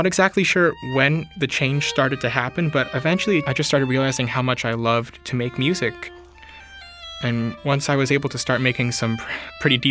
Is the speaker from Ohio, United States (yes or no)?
no; Palm Beach Gardens, Florida, United States; I'm from Palm Beach Gardens, Florida